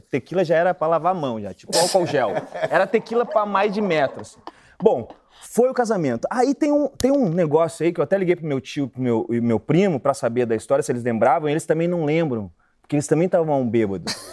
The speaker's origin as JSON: {"language": "Portuguese", "country": "Brazil", "said": "eu falei, eu sou brasileiro, eu sou brasileiro! Brasileiro!"}